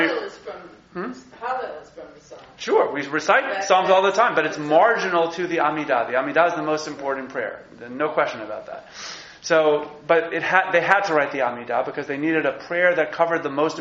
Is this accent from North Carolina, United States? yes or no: no; New York, United States; As a New Yorker